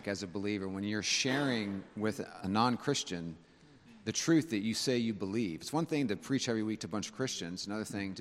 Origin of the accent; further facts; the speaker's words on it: Northern California, United States; now in South Carolina, United States; growing up in Northern California, we always had our windows open